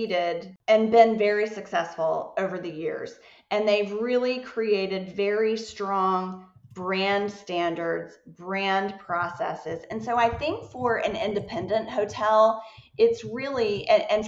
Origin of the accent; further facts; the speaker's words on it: Atlanta, Georgia, United States; I am from Atlanta.